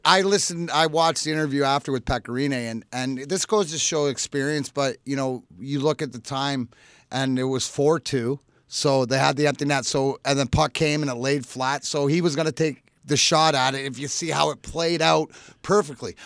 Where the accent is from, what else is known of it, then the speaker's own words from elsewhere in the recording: Canada; I'm Canadian